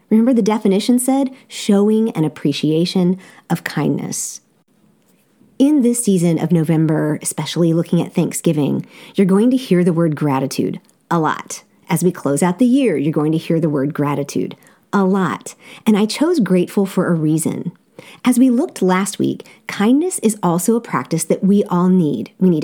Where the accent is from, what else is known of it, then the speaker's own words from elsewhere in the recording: Seoul, South Korea; Growing up in Seoul, South Korea, I attended an amazing international school, Seoul Foreign School.